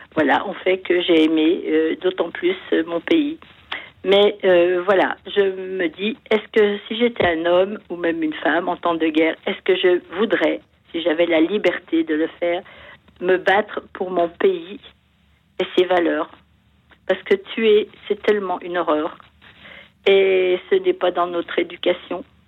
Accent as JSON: {"language": "French", "country": "France", "tie": "born or raised there", "said": "j'aime mon pays parce que j'ai la chance d'y être née et que c'est un pays euh, aux multiples paysages, parce que je suis française"}